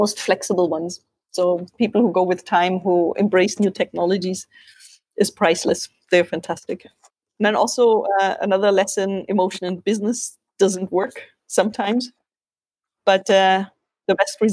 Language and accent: English; Germany